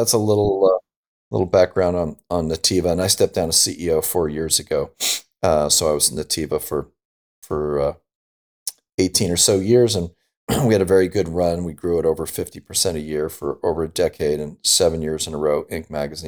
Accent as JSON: {"language": "English", "town": "Pasadena", "region": "California", "country": "United States", "tie": "born or raised there", "said": "I grew up in Pasadena in Southern California."}